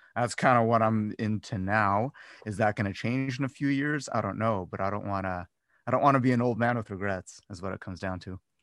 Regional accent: Cleveland, Ohio, United States; moved away as an adult; also born or lived in Las Vegas; I'm from Cleveland, not originally from Cleveland, but I grew up in Cleveland.

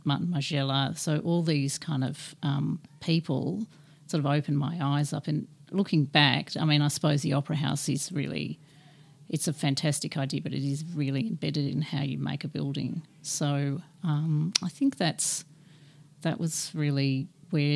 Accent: Sydney, New South Wales, Australia; now in Melbourne, Australia; I'm from Sydney

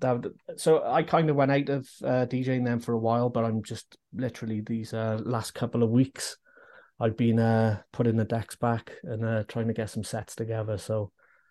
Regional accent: Newport, Wales, United Kingdom; I'm from Newport.

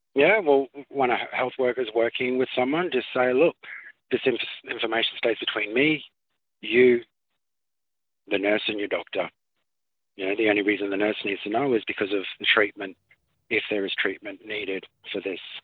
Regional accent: Townsville, Queensland, Australia; now in Cherbourg, Australia; I was born in Townsville

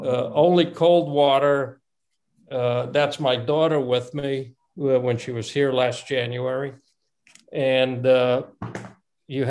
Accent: New Haven, Connecticut, United States; also born or lived in Bucharest, Romania / Rome, Italy; I left Romania when I was 9, and we lived in Italy for 8 or 9 months in Rome, principally, before we went to the United States. I grew up in New Haven, and I didn't come back to Romania until about, 12 years ago, give or take.

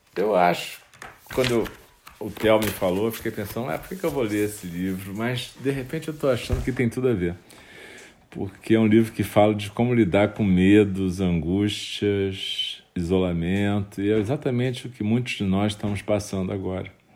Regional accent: Rio de Janeiro, Brazil; um momento da minha infância, quando no Rio de Janeiro uma época

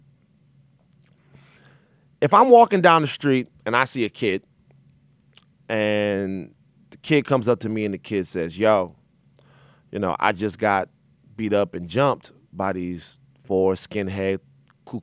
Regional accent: Baton Rouge, Louisiana, United States; I'm from Baton Rouge, Louisiana, where attacks on LGBT people and attacks on black men are commonplace

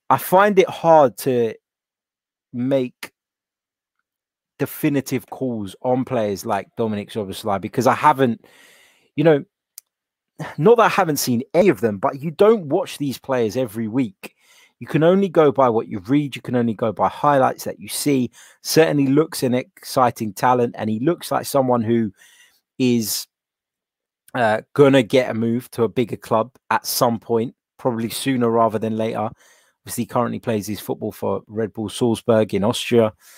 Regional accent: London, United Kingdom; I was born here in London

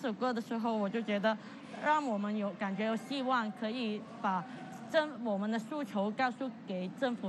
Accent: Hong Kong; 我们香港人是不不会这么容易的，呃呃屈服在呃这一个环境底下

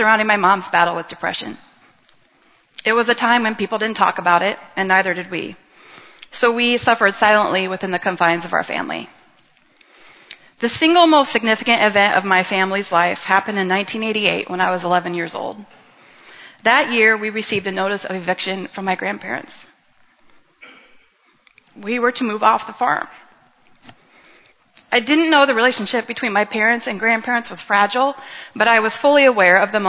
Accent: Montezuma, Iowa, United States; I grew up in Montezuma, Iowa

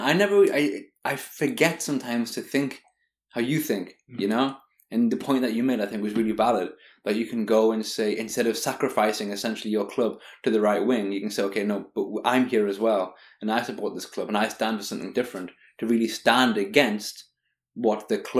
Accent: Newcastle or Whitley Bay, North East England, United Kingdom; moved away as an adult; I'm from Newcastle or Whitley Bay, and I support Sunderland. I've just always been a fan of Sunderland. Obviously, for the past 13 years, it's been harder because I've lived abroad.

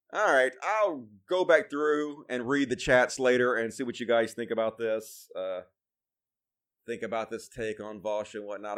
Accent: Mississippi, United States; I'm from Mississippi. It's, uh, all hillbilly country out here

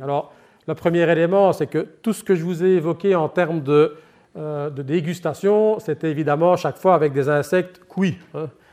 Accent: Liège, Wallonia, Belgium; accent: Liège; mon accent laisse présager, ben, je suis effectivement liégeois d'origine

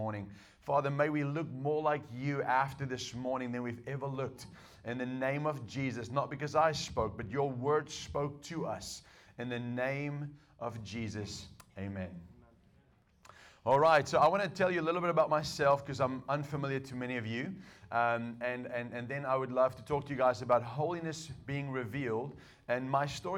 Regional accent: South Africa; English is a second language; moved away as an adult; also born or lived in United States; I was born in South Africa. I was raised in South Africa and I didn't learn English until I met my wife

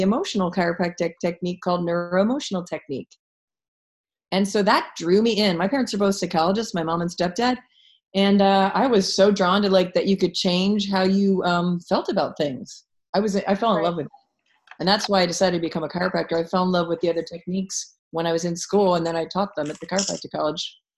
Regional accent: Philadelphia, Pennsylvania, United States; I'm from Philadelphia

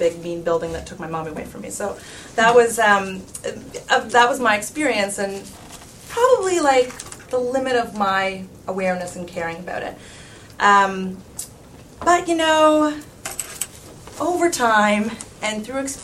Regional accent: Canada; I'm from Canada and we had grade 13 back then

